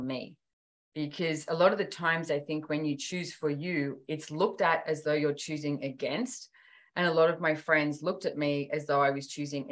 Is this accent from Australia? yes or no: yes; Sydney, New South Wales, Australia; I was born and bred in Sydney